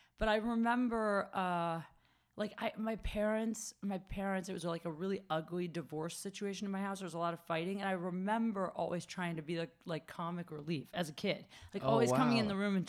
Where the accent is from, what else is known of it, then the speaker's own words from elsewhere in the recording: Ohio, United States; moved away; also born or lived in Chicago; I'm from Ohio